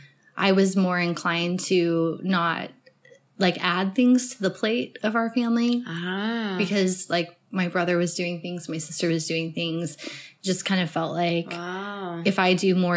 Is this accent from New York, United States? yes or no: no; Colorado, United States; also born or lived in Denver, Colorado; I grew up in Colorado, and we lived in Denver proper until I was just about to go into the fourth grade, and then we moved south of the city